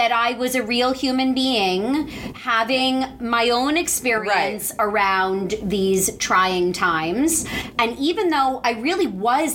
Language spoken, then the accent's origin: English; New Jersey, United States; also born or lived in Atlanta, Georgia / Maryland; grew up in New Jersey and went off to the University of Maryland.